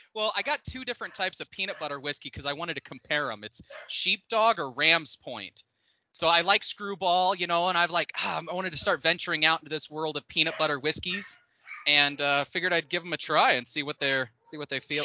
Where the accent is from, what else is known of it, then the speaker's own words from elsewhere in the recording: Indiana, United States; growing up in the Midwest, like I grew up in Indiana